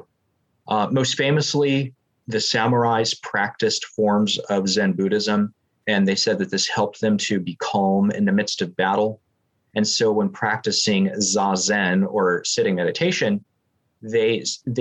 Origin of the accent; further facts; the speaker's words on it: San Francisco, California, United States; my hometown, San Francisco